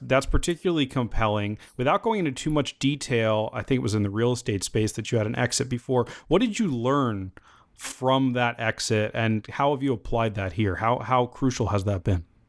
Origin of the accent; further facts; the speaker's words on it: United States; me as an American